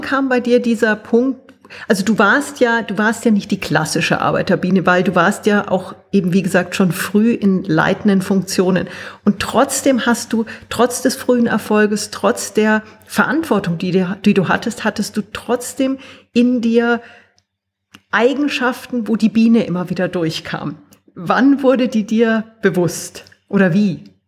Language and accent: German; Germany; now in Austria; ich bin Deutsche, sitze in Österreich